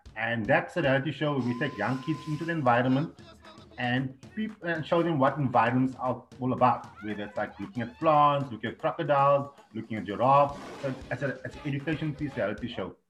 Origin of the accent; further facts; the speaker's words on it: Cape Town, Western Cape, South Africa; moved away; I'm from Africa